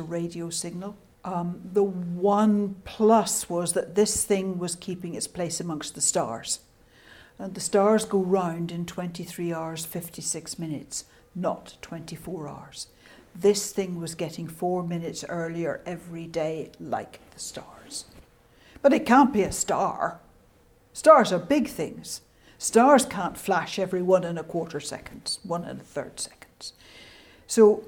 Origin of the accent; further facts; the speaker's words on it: United Kingdom; accent: Scottish / Irish; moved away as an adult; My accent is Scottish / Irish. And until I went to do the PhD, I had lived in the north and west of the British Isles